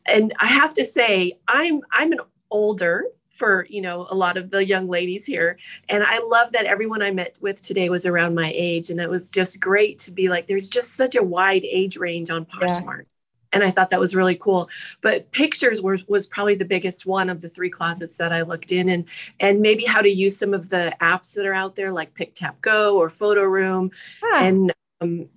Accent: Houston, Texas, United States; also born or lived in Lake Conroe area; I actually am from the Houston area. I live about 60 miles north around the Lake Conroe area

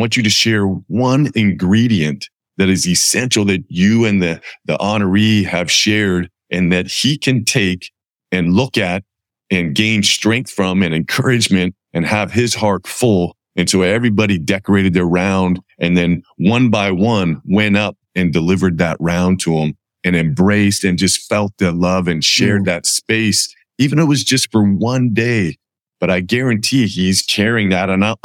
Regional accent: Campbell, California, United States; I grew up in Campbell, California, and I have 8 brothers and sisters

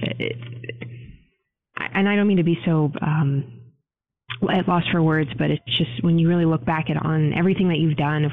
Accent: Pittsburgh, Pennsylvania, United States; I'm born and raised in Pittsburgh

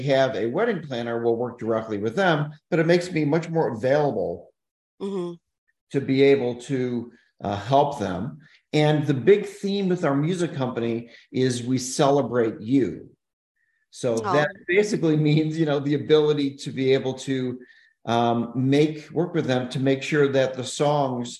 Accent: Chicago, Illinois, United States; also born or lived in Kalamazoo, Michigan; I'm actually from Chicago originally

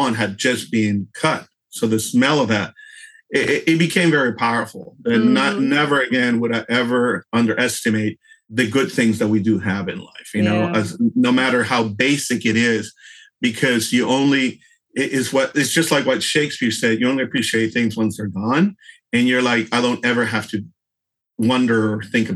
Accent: Houston, Texas, United States; also born or lived in Europe; here in my hometown of Houston

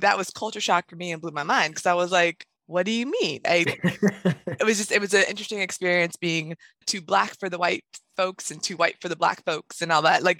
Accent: Northern Virginia, United States; I'm from Northern Virginia, but I went to a very diverse high school

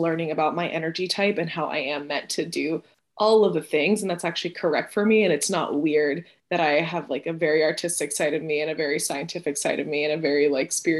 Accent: Houston, Texas, United States; also born or lived in Venezuela; I'm originally from Venezuela and I moved to Houston when I was 7. So I've been in Texas for most of my life

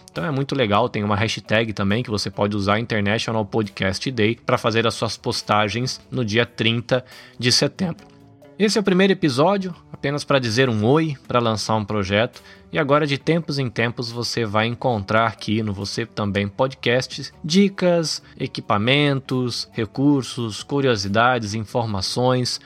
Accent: interior of São Paulo, Brazil; moved away as an adult; also born or lived in Salvador, Bahia, Brazil; now in Shizuoka, Japan; eu sou brasileiro, nascido em Salvador, na Bahia, cresci no interior de São Paulo e vivo aqui na província de Shizuoka, no Japão

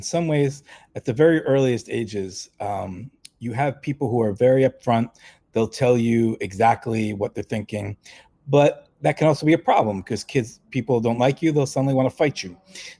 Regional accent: New York City, New York, United States; also born or lived in Massachusetts; I grew up in New York City. I grew up in Brooklyn. I was walking the streets of Bedford and Midwood

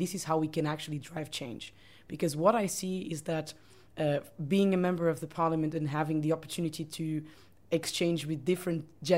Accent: Portugal; I'm from Portugal.

